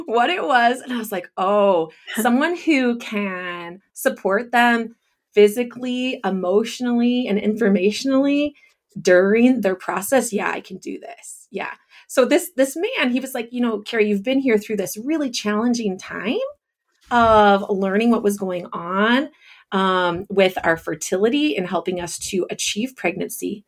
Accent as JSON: {"language": "English", "region": "Northern California", "country": "United States", "tie": "born or raised there", "also_born_or_lived": "Japan", "moved": "as an adult", "lives_now": "Orange City, United States", "said": "I grew up in Northern California."}